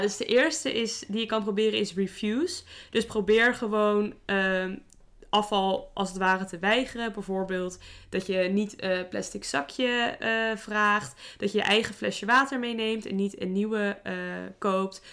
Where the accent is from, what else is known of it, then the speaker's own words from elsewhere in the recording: Netherlands; wij gemiddeld als Nederlanders